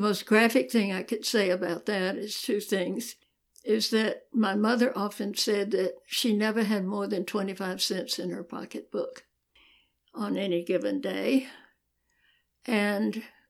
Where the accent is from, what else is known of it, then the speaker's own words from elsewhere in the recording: Atlanta, Georgia, United States; Well, I was born here. I was born in Old Piedmont Hospital.